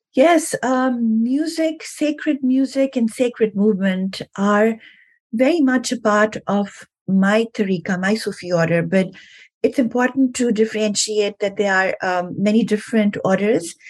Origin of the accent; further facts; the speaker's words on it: Pakistan; moved away; also born or lived in New York; I'm from Pakistan originally.